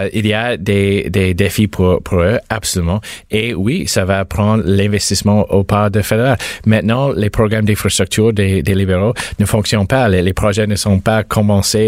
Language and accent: French; Mississauga, Ontario, Canada; je viens de Mississauga. Euh, ma famille vient de Mississauga.